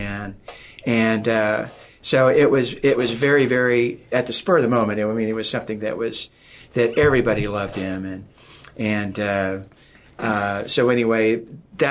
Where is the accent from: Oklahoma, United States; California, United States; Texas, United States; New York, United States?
Oklahoma, United States; I'm from Oklahoma